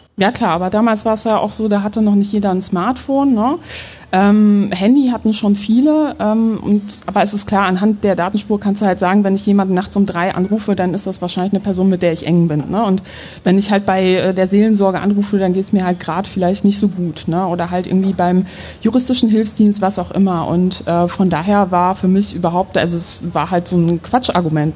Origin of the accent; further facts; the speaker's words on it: Poland; now in Germany; ich bin gebürtig aus Polen. Das heißt, ich bin mit so Horrorgeschichten über übergriffige Staaten auch groß geworden